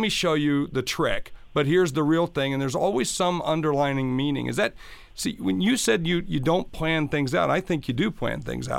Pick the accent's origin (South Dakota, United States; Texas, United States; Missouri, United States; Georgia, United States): South Dakota, United States; I'm from South Dakota